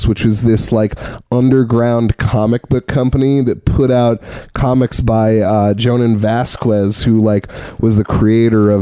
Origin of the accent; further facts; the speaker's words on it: Santa Cruz, California, United States; growing up in Santa Cruz, South Bay sort of area